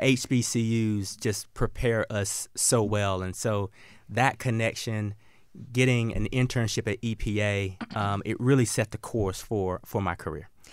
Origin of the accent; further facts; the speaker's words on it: the South, United States; I grew up in the South, and I grew up hunting and fishing with my dad and my granddad